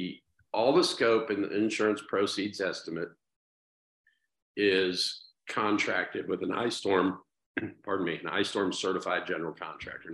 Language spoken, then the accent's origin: English; Dayton, Ohio, United States; right in my hometown